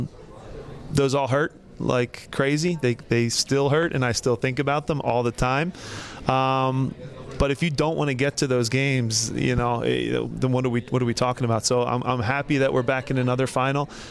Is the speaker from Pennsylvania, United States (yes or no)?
yes; Philadelphia, Pennsylvania, United States; Philadelphia. It's my hometown